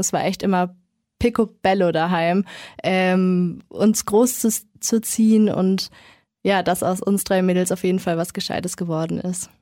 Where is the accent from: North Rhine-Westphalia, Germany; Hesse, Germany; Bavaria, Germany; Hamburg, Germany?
Bavaria, Germany; Kronach; also born or lived in Nuremberg; Ich bin in Kronach geboren und ganz normal eigentlich. Und dann, als ich so 10, 11 war, haben sich dann meine Eltern geschieden und meine Mom hat sich dann dazu entschieden, mit uns eben nach Nürnberg zu kommen